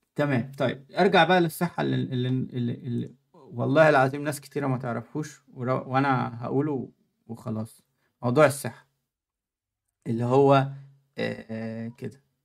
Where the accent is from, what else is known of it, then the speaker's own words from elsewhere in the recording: Egypt; moved away as an adult; now in Germany; انا في مصر